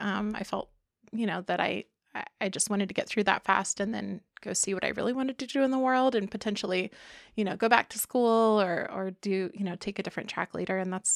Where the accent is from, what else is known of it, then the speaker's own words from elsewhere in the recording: Miami, Florida, United States; Yeah, I was born in Miami, so to an Air Force family. And so we mostly lived in Florida, close to Air Force bases.